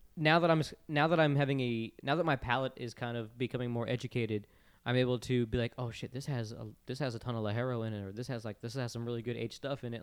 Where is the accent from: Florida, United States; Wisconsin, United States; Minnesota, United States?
Florida, United States; I grew up in Florida